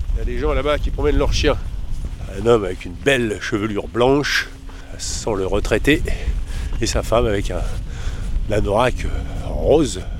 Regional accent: Paris, Île-de-France, France; je suis de Paris

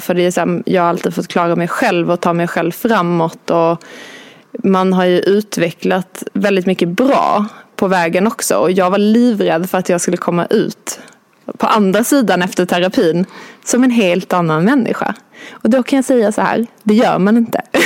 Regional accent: Skåne, Sweden; moved away as an adult; now in Stockholm, Sweden; jag kommer från Skåne. Jag eh, flyttade till Stockholm för 11-12 år sedan

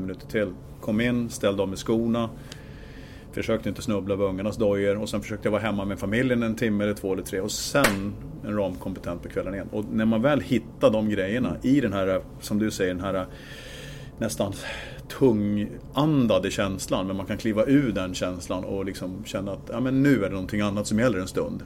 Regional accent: Gävle, Gävleborg County, Sweden; Jag kommer från Gävle

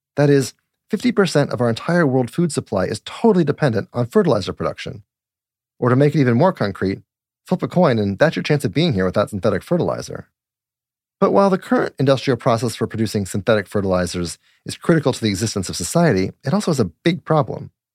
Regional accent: Littleton, Colorado, United States; moved away; also born or lived in Golden, Colorado; I'm originally from Colorado too.

